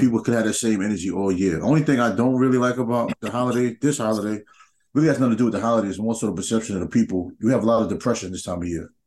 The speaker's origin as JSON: {"language": "English", "region": "New York", "country": "United States", "tie": "born or raised there", "moved": "yes", "said": "growing up in New York, like we had tournaments"}